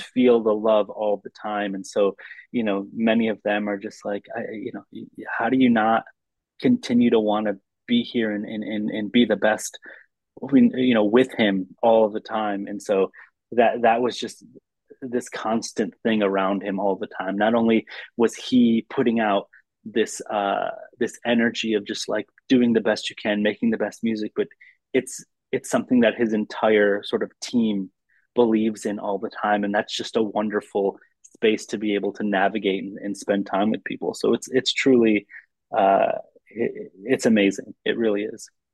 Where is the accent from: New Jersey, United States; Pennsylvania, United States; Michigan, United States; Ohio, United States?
Michigan, United States; Lansing; I grew up in the in the Midwest in, in Lansing, Michigan